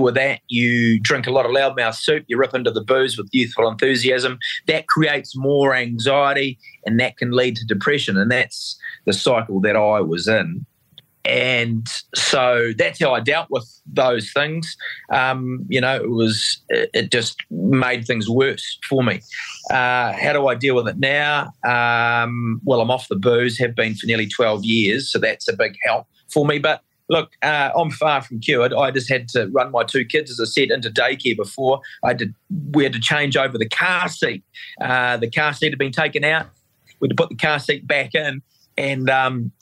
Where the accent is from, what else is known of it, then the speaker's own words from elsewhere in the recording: Otago, New Zealand; I was brought up in South Otago, North Otago, 70s and 80s